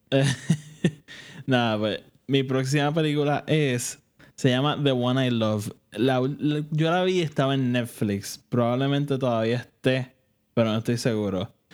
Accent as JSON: {"language": "Spanish", "country": "Puerto Rico", "said": "nosotros que somos de Puerto Rico"}